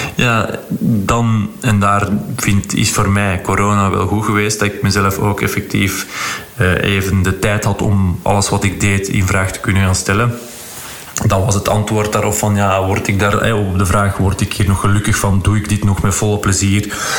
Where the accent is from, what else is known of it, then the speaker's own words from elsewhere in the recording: Flanders, Belgium; zo zijn we dan als Vlaming